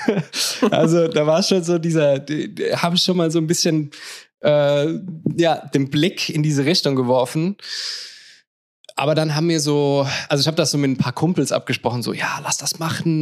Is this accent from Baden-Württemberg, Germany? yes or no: yes; Mannheim, Baden-Württemberg, Germany; moved away as an adult; now in Lisbon, Portugal; ich komme ursprünglich aus Mannheim, bin mittlerweile nach Lissabon gezogen